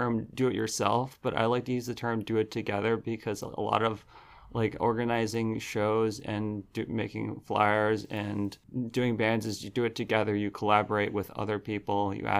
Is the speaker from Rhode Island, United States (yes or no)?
yes; Providence, Rhode Island, United States; I'm a punk from Providence